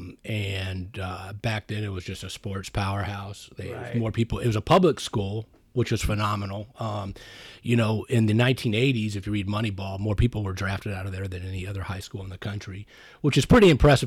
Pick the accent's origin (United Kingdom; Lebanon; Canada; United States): United States; San Diego, California; also born or lived in Murfreesboro, Tennessee; Growing up in San Diego